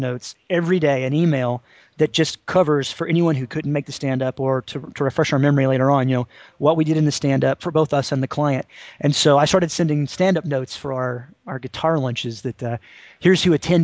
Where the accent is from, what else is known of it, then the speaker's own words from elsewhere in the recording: Tennessee, United States; now in North Carolina, United States; I live in North Carolina. I grew up in Tennessee